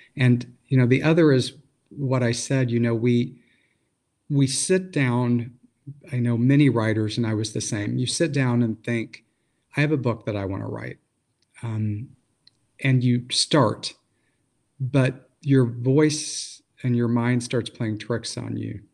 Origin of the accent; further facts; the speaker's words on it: Missouri Ozarks, United States; moved away; also born or lived in Michigan; I grew up in the Missouri Ozarks before I moved to Michigan